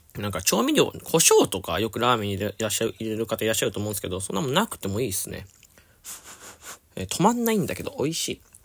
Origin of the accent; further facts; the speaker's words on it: Fukuoka, Japan; 僕、福岡出身